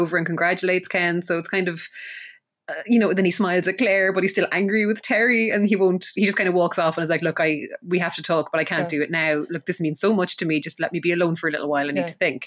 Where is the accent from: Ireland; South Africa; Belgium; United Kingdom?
Ireland; being Irish